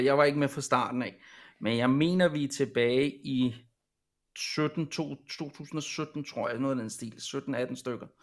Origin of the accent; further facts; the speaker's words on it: Copenhagen, Capital Region of Denmark, Denmark; Jeg er selv fra København af